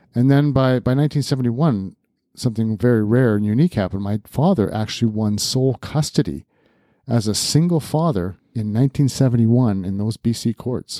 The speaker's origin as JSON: {"language": "English", "town": "New Westminster", "region": "British Columbia", "country": "Canada", "tie": "born or raised there", "said": "I was born in June of nineteen sixty-seven in New Westminster, B C"}